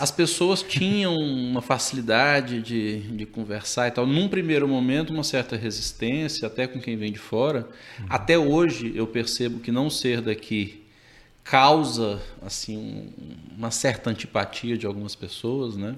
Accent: Brasília, Federal District, Brazil; moved away as an adult; now in Manaus, Brazil; eu já nasci em Brasília, fiz a minha faculdade de medicina lá

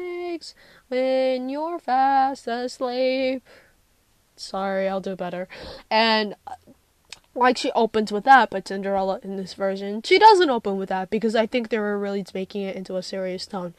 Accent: United States; I'm from America

